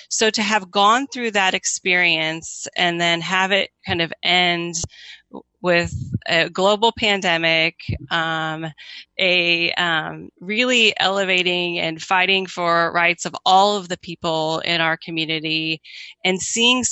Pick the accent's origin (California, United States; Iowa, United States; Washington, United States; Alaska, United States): Iowa, United States; moved away as an adult; now in Kansas City, United States; I grew up in Iowa. I came to Kansas City right after college